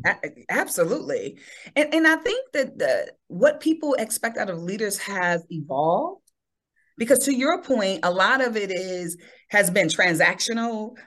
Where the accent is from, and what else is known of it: Chicago, Illinois, United States; born or raised there